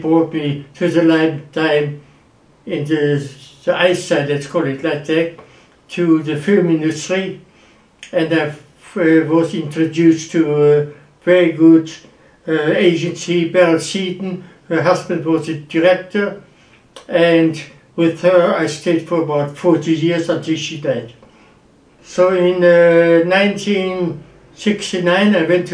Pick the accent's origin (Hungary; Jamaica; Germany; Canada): Germany; Wuppertal, North Rhine-Westphalia; moved away as an adult; also born or lived in London; I am German. I was born in Wuppertal